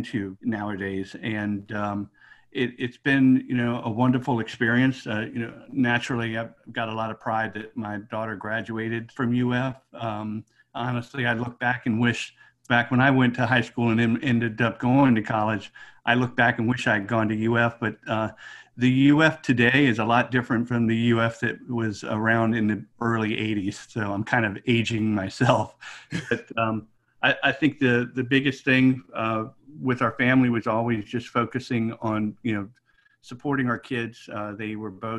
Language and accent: English; Washington, District of Columbia, United States; now in Tampa, United States; I'm originally from the Washington, D.C. area, moved to the Tampa area back at the end of 2002